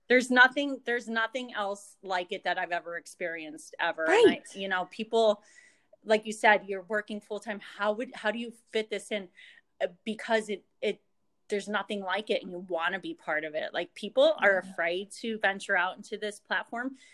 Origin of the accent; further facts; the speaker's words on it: Jenkins Township, Pennsylvania, United States; also born or lived in Philadelphia; I am from Northeast Pennsylvania, a little area called Jenkins Township, which is about two hours north of Philadelphia. And um, I've lived basically in this area my whole life